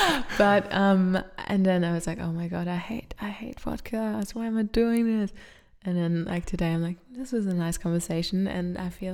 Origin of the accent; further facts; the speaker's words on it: Australia; it felt like people thought I belonged there until I started to speak with my accent. And then they're like, oh, where are you from?